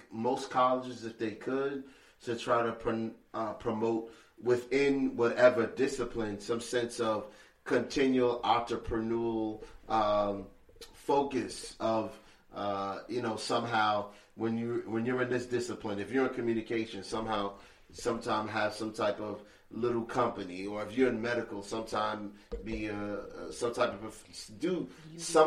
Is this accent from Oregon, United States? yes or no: no; New York City, New York, United States; I'm originally from Bed-Stuy